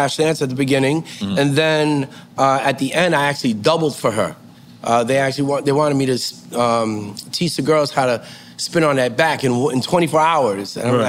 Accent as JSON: {"language": "English", "town": "New York City", "region": "New York", "country": "United States", "said": "We're from the Bronx."}